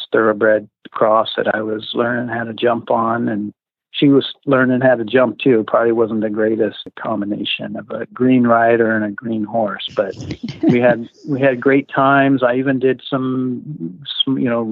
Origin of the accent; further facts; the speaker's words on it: Southern California, United States; I grew up in Southern California